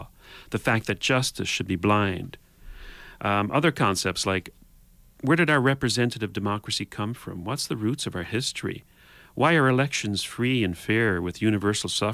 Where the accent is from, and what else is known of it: Canada